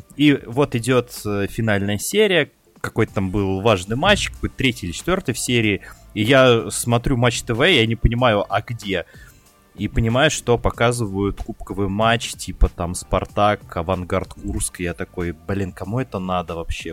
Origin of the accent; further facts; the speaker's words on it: Ryazan, Ryazan Oblast, Russia; у меня в детстве в Рязани ловило 7 каналов